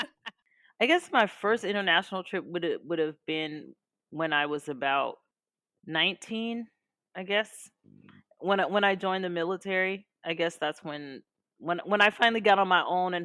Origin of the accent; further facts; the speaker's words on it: Los Angeles, California, United States; moved away as an adult; also born or lived in New Brunswick, New Jersey; now in South of France, France; I was born in New Brunswick, New Jersey. And I lived there until I was about 5. And then my mom moved us to Los Angeles. And so I basically grew up in Los Angeles